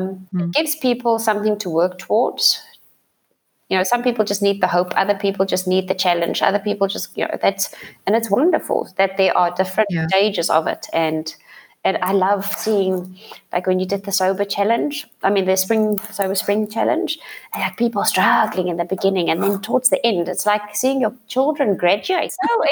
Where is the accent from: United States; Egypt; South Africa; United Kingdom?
South Africa; first language Afrikaans; English is a second language; And I've written it in Afrikaans because that's obviously my mother tongue.